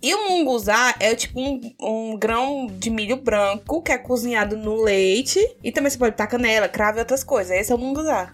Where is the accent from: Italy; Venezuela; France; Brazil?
Brazil; Northeast Region; a gente como bons nordestinos